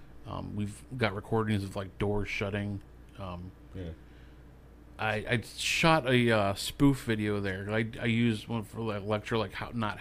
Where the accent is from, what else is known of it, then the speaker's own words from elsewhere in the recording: Shalersville, Ohio, United States; also born or lived in Pennsylvania; I was born out in PA, but I basically grew up here. And this was out in Shalersville, which is a couple towns that way.